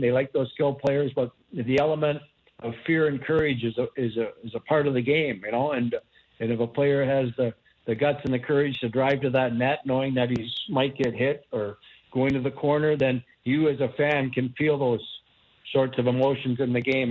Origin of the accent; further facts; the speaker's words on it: near Kitchener, Ontario, Canada; in Kitchener near my hometown